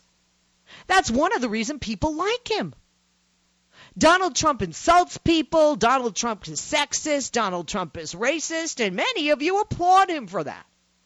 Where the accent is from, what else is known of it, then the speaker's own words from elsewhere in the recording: Boston, Massachusetts, United States; moved away; also born or lived in Chicago, Illinois; I'm from Boston, Massachusetts